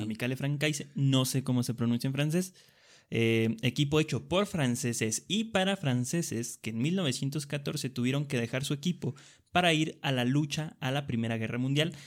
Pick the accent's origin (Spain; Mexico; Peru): Mexico